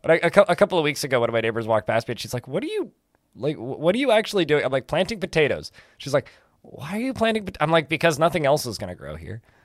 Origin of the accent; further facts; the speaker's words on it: Canada; I'm Canadian.